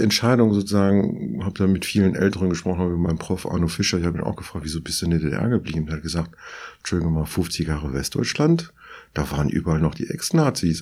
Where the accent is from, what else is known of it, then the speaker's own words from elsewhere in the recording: southern France, France; now in Berlin, Germany; Ich bin in Südfrankreich groß geworden